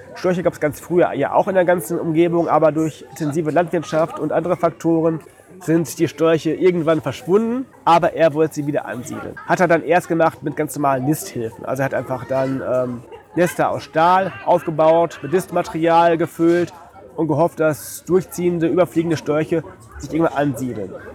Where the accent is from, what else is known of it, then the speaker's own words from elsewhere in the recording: Detmold, North Rhine-Westphalia, Germany; moved away; bei uns in Detmold, wo ich herkomme